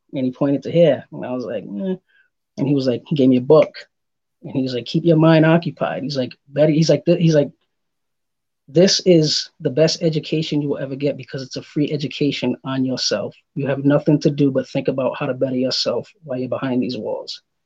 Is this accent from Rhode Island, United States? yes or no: yes; Providence, Rhode Island, United States; moved away; also born or lived in Massachusetts; originally I'm from uh, Providence, Rhode Island. I've lived in Massachusetts too.